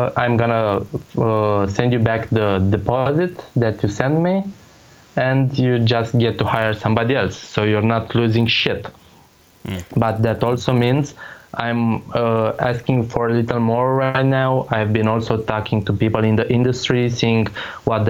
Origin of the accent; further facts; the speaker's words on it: Romania; English is a second language; I'm nobody from Romania